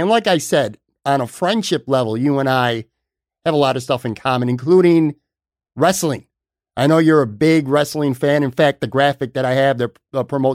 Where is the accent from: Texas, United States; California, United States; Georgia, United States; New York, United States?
New York, United States; Buffalo; I grew up on the West Side, and I would take a ride to Hurdle in Delaware